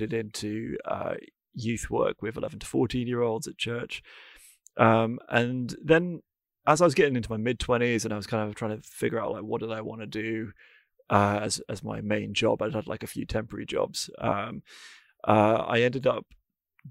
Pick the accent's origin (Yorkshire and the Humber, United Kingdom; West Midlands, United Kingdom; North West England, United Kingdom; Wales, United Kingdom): Wales, United Kingdom; North; I grew up in North Wales